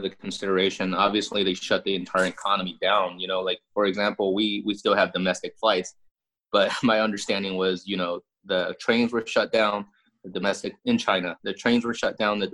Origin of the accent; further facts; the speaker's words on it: Harbin, Heilongjiang, China; now in United States; My hometown is a city in the Northeast called Harbin, H-A-R-B-I-N